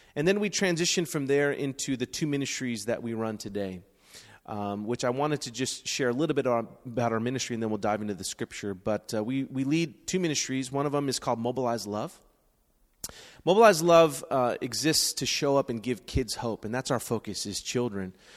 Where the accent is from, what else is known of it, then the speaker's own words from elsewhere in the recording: San Francisco, California, United States; I was born and raised in San Francisco, right here